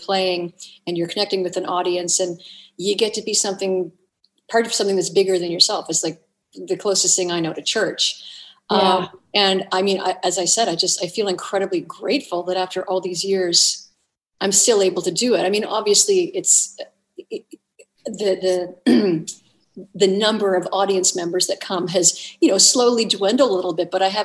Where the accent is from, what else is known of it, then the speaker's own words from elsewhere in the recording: the Maritimes, Canada; I'm from the Maritimes